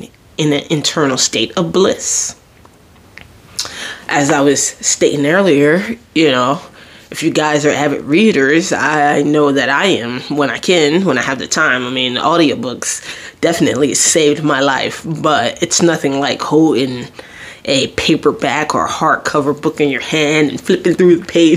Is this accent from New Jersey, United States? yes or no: yes; Jersey Shore, New Jersey, United States; I'm from the Jersey Shore